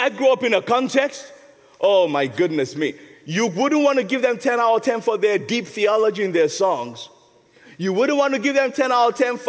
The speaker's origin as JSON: {"language": "English", "country": "Nigeria", "moved": "yes", "lives_now": "England, United Kingdom", "said": "When I first came to England, you know, I'm a Nigerian"}